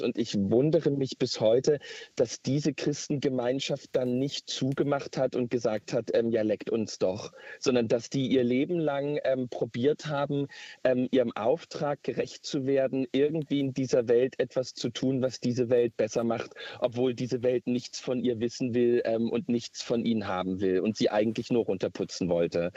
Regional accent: East Germany, Germany; bei uns in Ostdeutschland

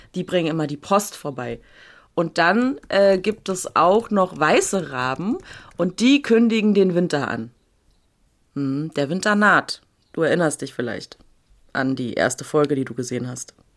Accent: Berlin, Germany; aber Urberliner Jöre. Also, ne, hier geboren, aufgewachsen, nicht in Neukölln, aber in einem anderen, nicht ganz so schlimmen Ghetto

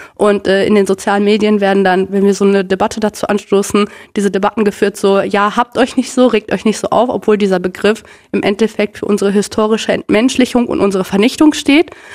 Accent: Minden, North Rhine-Westphalia, Germany; also born or lived in Bielefeld; ich bin ja wie gesagt in, äh, in Minden aufgewachsen und in Bielefeld

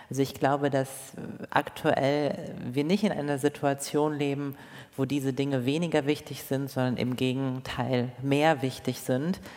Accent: Rhineland, Germany; ob ich jetzt in Berlin Mitte lebe oder im Rheinland, da wo ich aufgewachsen bin

